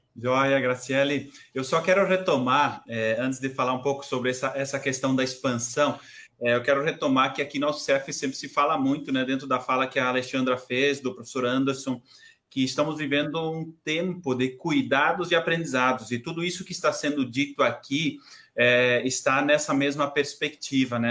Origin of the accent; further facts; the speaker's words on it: São João do Oeste, Santa Catarina, Brazil; sou de São João do Oeste, do interior, os pais moram aí